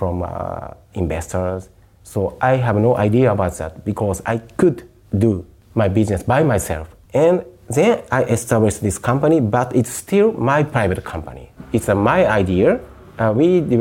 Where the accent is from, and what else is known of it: Japan; born or raised there